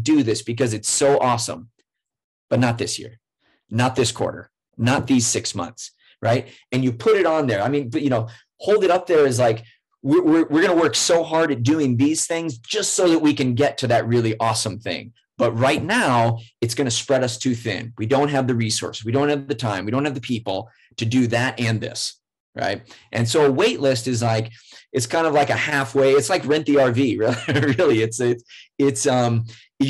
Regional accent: rural Iowa, United States; also born or lived in San Diego; now in Minneapolis, United States; I grew up in rural Iowa, really small town

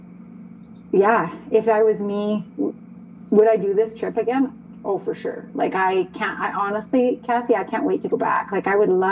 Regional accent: Calgary, Alberta, Canada; also born or lived in Okotoks, Alberta; I grew up in Calgary and surrounding areas. So I've spent the better part of my life as a resident of Calgary and or Okotoks

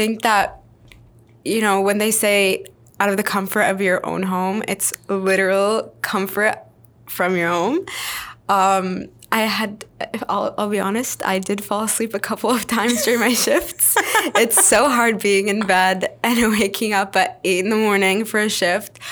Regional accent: London, Ontario, Canada; first language Arabic; English is a second language; also born or lived in Syria; I was born and raised in London, Ontario, Forest City.

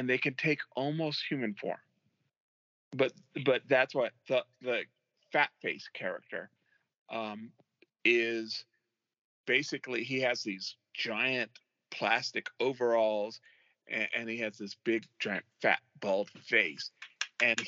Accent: Oxnard, California, United States; my hometown, Oxnard, California

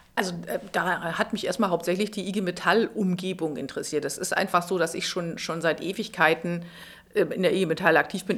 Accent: Schleswig-Holstein, Germany; moved away as an adult; now in Berlin, Germany; ich bin ursprünglich aus Schleswig-Holstein, bin dann zum Studieren nach Berlin gekommen

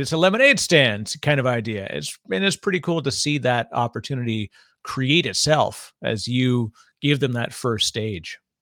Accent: Canada; now in New Jersey, United States; Canadian by birth

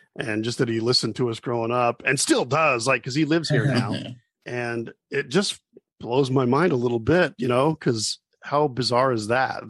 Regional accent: Hooper, Utah, United States; I grew up, as you mentioned, in Hooper, and for those that don't know, that's um, like west of Ogden

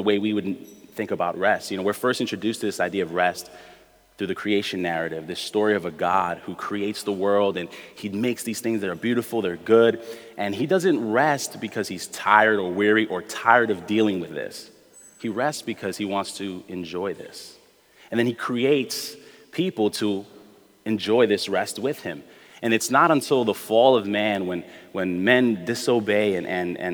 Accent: New York City, New York, United States; I grew up in Brooklyn my whole life

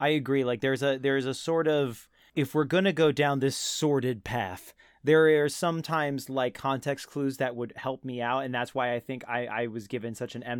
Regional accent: New Jersey, United States; my Central Jersey home

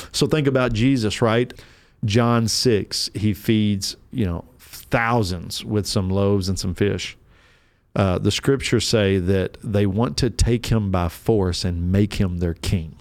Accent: Kentucky, United States; moved away; I'm from Kentucky originally.

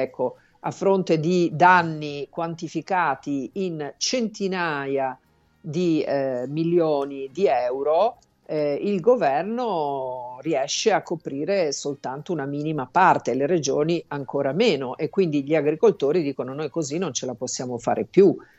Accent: Sicily, Italy; in Sicilia da dove vengo io

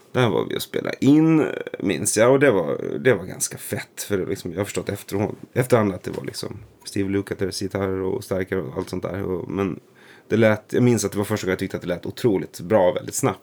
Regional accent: Nora, Örebro County, Sweden; also born or lived in Stockholm; i Nora utanför Örebro

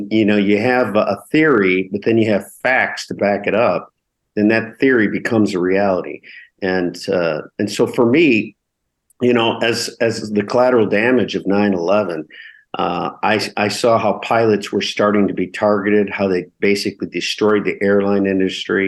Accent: United States; moved away as an adult; now in Germany; I'm an American refugee living in Germany

